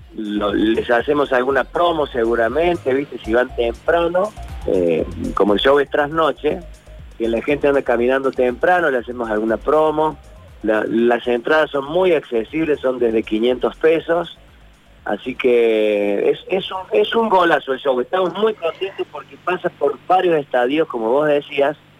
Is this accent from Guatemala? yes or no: no; Córdoba, Argentina; todos los cordobeses somos un poquito humoristas